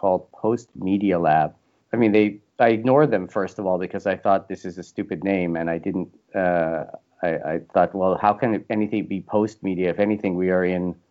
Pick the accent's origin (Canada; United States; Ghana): Canada; I'm Canadian